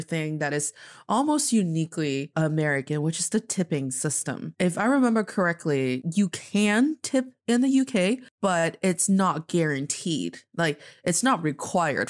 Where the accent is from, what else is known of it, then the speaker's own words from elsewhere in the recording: Northeast China, China; now in Beijing, China; I am from the northeast part of China, and I'm speaking to you from Beijing, China